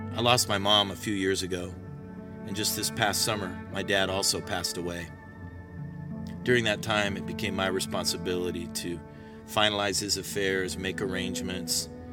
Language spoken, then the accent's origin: English; Tucson, Arizona, United States; also born or lived in Phoenix, Arizona; For the first eighteen years of my life, that's what I would call Tucson. It was my home.